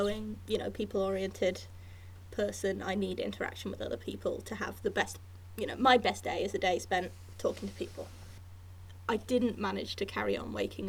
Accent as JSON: {"language": "English", "town": "Hereford", "region": "West Midlands", "country": "United Kingdom", "tie": "born or raised there", "said": "near where I grew up in Hereford"}